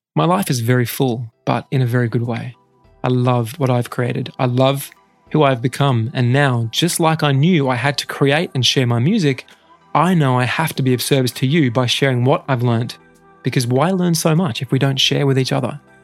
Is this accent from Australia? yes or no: yes; Australia; most Australian teenagers